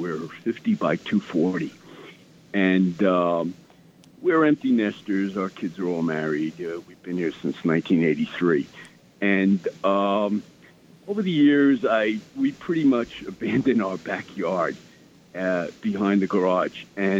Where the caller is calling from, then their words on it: New York City, New York, United States; I'm calling from Staten Island.